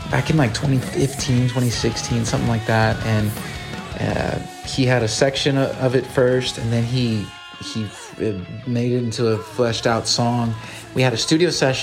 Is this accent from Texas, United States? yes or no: yes; Rio Grande Valley, Texas, United States; I'm super proud of being from the Rio Grande Valley